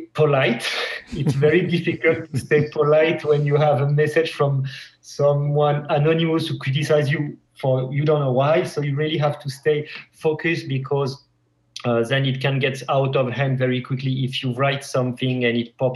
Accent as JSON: {"language": "English", "country": "France", "also_born_or_lived": "Paris / Montpellier", "moved": "as an adult", "lives_now": "Helsinki, Finland", "said": "I'm French"}